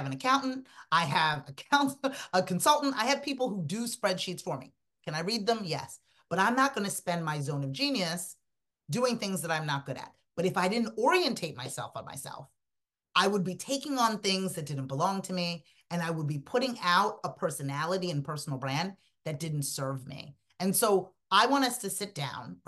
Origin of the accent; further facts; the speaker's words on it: Sierra Leone; moved away; I'm an immigrant. I'm from Sierra Leone, West Africa.